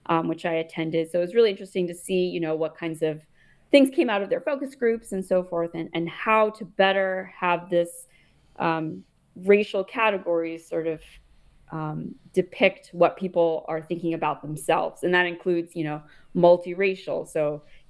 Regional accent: United States; moved away as an adult; also born or lived in India (ancestry); now in England, United Kingdom; I'm living here in England. I'm a person of Indian origin, but I'm American

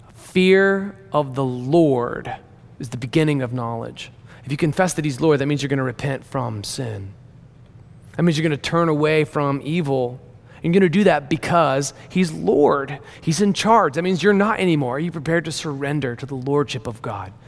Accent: Deep South, United States; I remember growing up in the Deep South

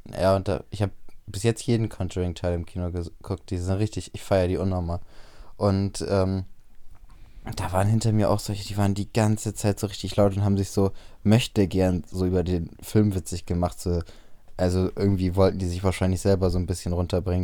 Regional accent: Bremen, Germany; bei uns in Bremen auf dem Freimarkt

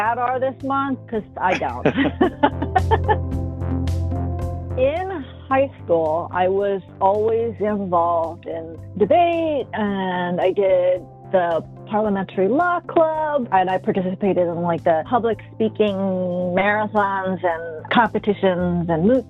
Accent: Pittsburgh, Pennsylvania, United States; moved away as an adult; now in Seattle, United States; I grew up in Pittsburgh, Pennsylvania. Moved out here in 91

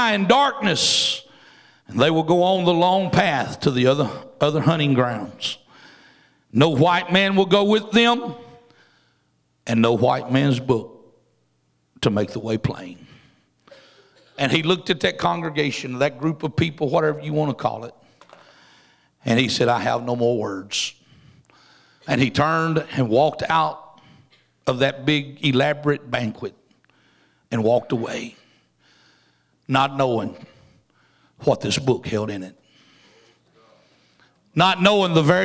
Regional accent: Louisiana, United States; I'm from Louisiana, and it's almost like going down South Louisiana and listening to all them Cajuns talk. I don't understand that one either. And I was born in Louisiana

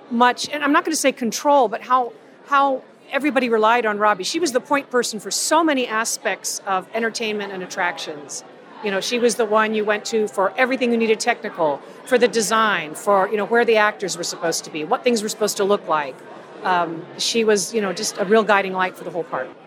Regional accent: Tampa, Florida, United States; Robbi Lepre and I are about 10 days apart in age. We're both girls from Tampa.

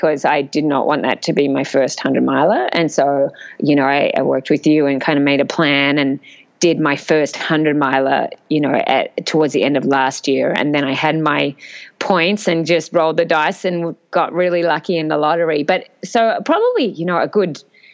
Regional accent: Australia; as third Australian girl. And, you know, we come from a pretty flat country

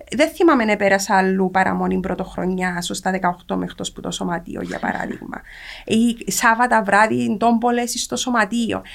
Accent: Cyprus; μεγάλωσα στην Κύπρο τη δεκαετία του 80

